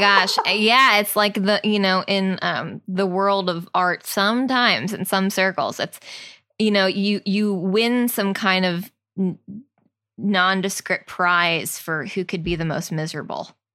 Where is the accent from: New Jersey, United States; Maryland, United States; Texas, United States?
New Jersey, United States; we're from New Jersey